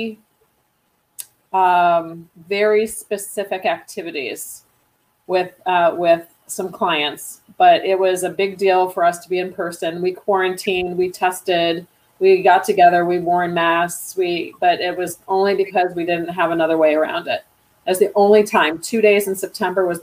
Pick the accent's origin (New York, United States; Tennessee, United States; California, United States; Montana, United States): New York, United States; Rochester; accent: East Coast; I actually grew up in Western New York, Rochester